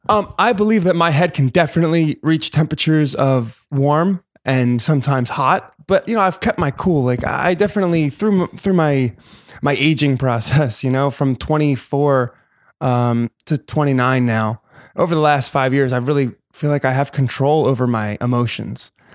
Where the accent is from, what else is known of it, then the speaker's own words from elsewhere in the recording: New Jersey, United States; moved away as an adult; also born or lived in New York City; now in Los Angeles, United States; I am from Jersey